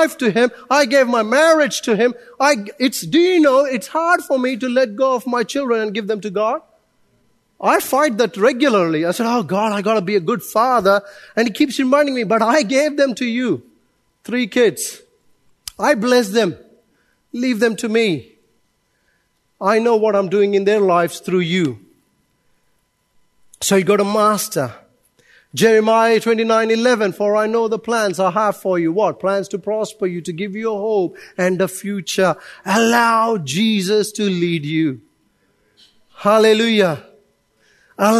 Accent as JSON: {"language": "English", "country": "India", "moved": "yes", "lives_now": "Auckland, New Zealand", "said": "I'm Indian"}